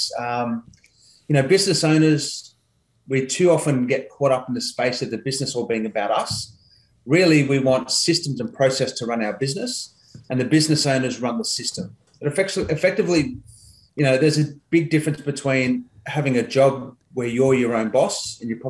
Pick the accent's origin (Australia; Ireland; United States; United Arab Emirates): Australia; Katoomba, New South Wales; I grew up in a town called Katoomba in the Blue Mountains, probably a couple of hours west of Sydney